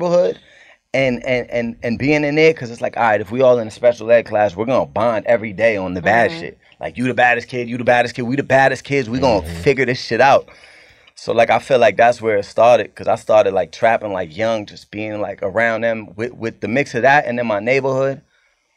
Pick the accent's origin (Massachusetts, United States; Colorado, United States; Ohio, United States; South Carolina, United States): Massachusetts, United States; Cambridge; I'm from Cambridge